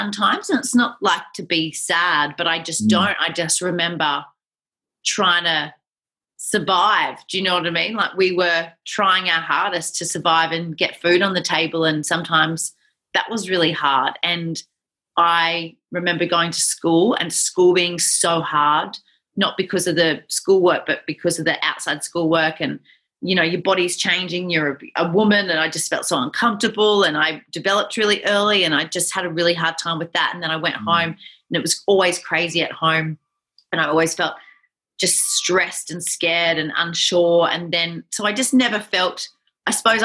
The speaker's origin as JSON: {"language": "English", "town": "Nambour", "region": "Queensland", "country": "Australia", "tie": "born or raised there", "also_born_or_lived": "Buderim", "said": "I was born in Nambour, so on the Sunshine Coast, just down the road in 1980, the lovely year of 1980. And then I grew up on the Sunshine Coast."}